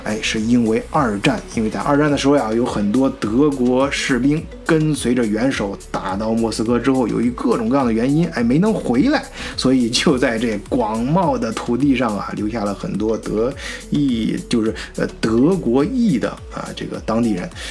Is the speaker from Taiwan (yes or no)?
no; China; moved away as an adult; also born or lived in Germany; 我们中国人